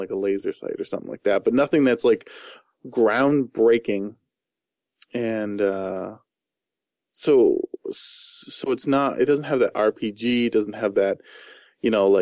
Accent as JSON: {"language": "English", "country": "United States", "said": "I'm American"}